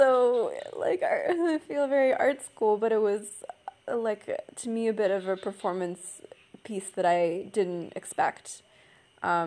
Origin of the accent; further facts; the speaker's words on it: Canada; I'm Canadian